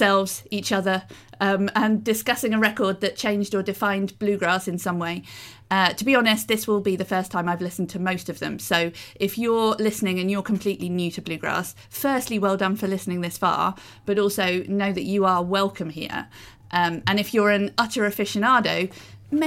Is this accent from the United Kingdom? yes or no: yes; United Kingdom; I am a British person